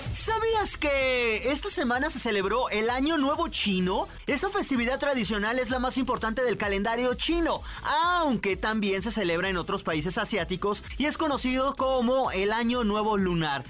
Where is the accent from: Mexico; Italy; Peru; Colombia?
Mexico; León, Guanajuato; Yo sería de provincia porque soy de León